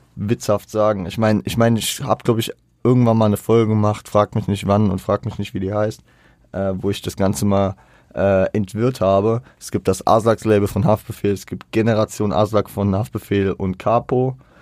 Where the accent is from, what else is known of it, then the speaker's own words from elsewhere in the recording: Frankfurt, Hesse, Germany; Ich bin teilweise auch in Bornheim groß geworden. Ich habe da nie gewohnt direkt, aber ich war da viel unterwegs